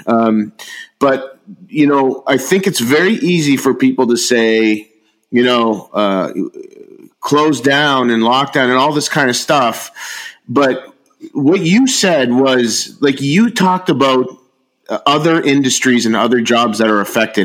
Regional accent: Niagara, Ontario, Canada; I'm from Niagara

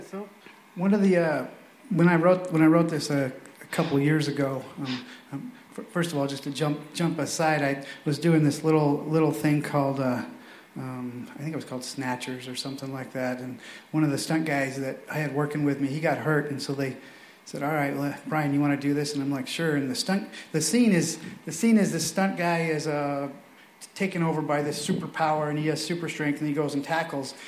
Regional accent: Bonners Ferry, Idaho, United States; also born or lived in Venice, California; So we moved from Venice, California to northern Idaho, a place called Bonner's Ferry.

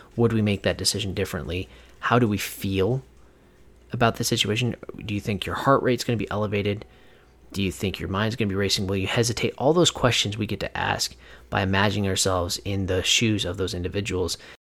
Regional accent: Whatcom County, Washington, United States; moved away; back in my hometown where I grew up. Uh, you know, years ago, and that is a place called Whatcom County.

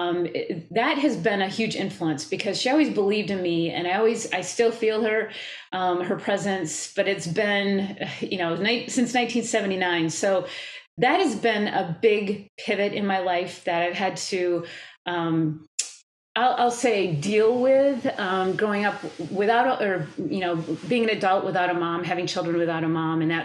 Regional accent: Wisconsin, United States; I'm from Wisconsin. I live in Wisconsin

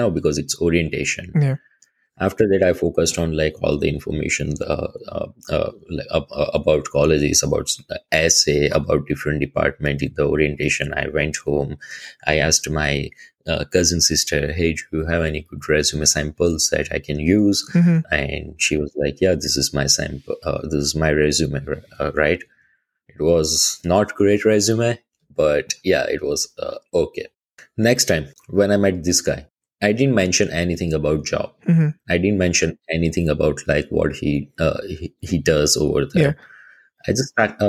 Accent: Ahmedabad, Gujarat, India; moved away as an adult; now in Canada; I'm from Ahmedabad

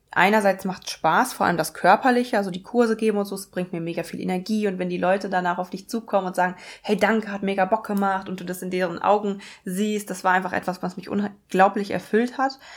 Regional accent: Münsterland, North Rhine-Westphalia, Germany; moved away as an adult; now in Bochum, Germany; Ich komme eigentlich, bin ich aufgewachsen im Münsterland

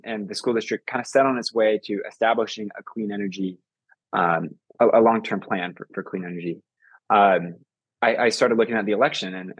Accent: Boise, Idaho, United States; growing up in Idaho, and especially as a climate activist in Boise

